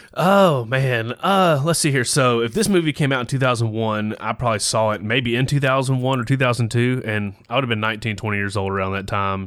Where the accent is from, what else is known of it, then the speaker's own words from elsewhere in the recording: the South, United States; growing up in the South